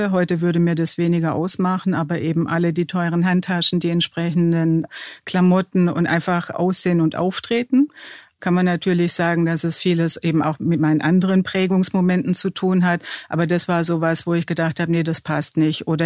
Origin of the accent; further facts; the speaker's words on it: Swabia, Baden-Württemberg, Germany; Zum einen die dörfliche Umgebung, also aus dem Schwäbischen, wo ich herkomme.